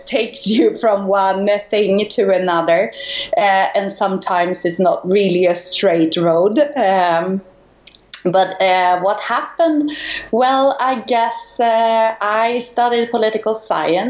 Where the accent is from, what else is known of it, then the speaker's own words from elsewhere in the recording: Stockholm, Stockholm County, Sweden; moved away as an adult; now in Spain; I was born in Stockholm, Sweden, to start with, in the year 77. So I just turned 40. And when I grow up, my dad, he had his own company